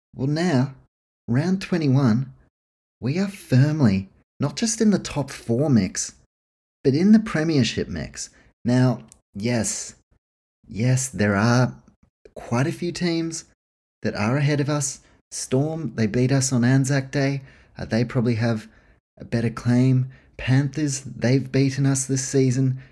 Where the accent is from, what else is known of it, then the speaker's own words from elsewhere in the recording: New Zealand; I grew up in New Zealand, always been a Warriors man